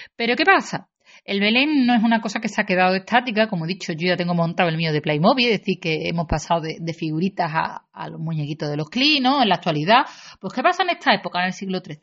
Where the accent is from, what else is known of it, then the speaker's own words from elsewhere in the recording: Seville, Andalusia, Spain; los que somos de Sevilla